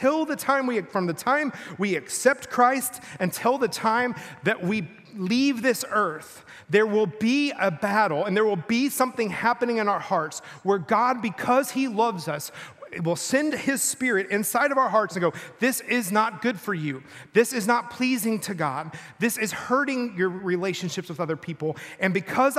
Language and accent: English; Rockwall, Texas, United States; I grew up in Texas, a little town in Texas.